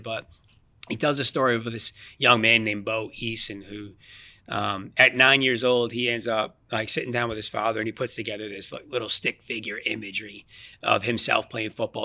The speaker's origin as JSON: {"language": "English", "town": "Boston", "region": "Massachusetts", "country": "United States", "tie": "born or raised there", "said": "I'm born born and raised in the Boston, Mass area. So I've been I've been here my entire life"}